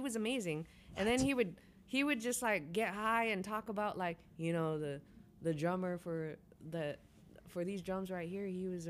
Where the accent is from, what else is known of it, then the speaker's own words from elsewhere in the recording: Bay Area, California, United States; growing up in the Bay Area, it's just so diverse that you're exposed to all types of genres.